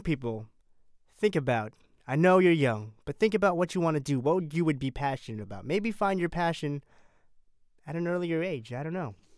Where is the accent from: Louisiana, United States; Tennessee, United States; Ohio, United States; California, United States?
California, United States; I'm from California